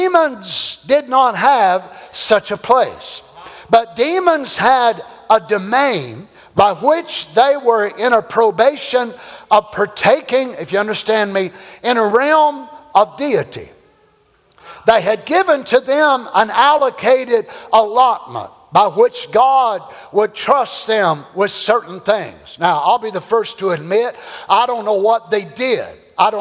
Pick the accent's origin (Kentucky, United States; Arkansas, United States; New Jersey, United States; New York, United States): Kentucky, United States; I'm from Kentucky